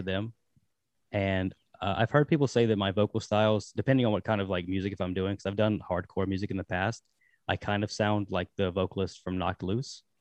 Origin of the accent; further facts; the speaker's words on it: Danville, Virginia, United States; now in Richmond, United States; I'm from Danville, Virginia, but, uh, I live in Richmond now